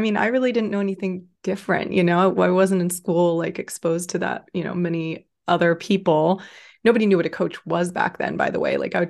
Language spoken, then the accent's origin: English; Austin, Texas, United States; Yeah, so I'm 34, I'll be 35 this summer. I grew up in Austin, Texas mostly, but had kind of an unconventional upbringing.